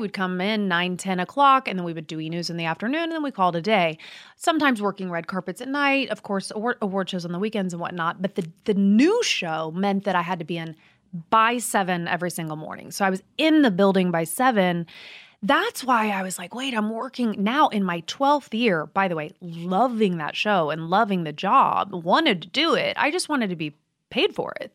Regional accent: Midwest, United States; I'm from the Midwest

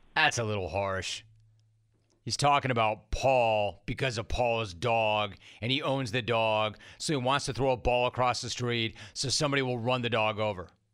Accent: Southern California, United States; I grew up in Southern California. I've spent my entire life here

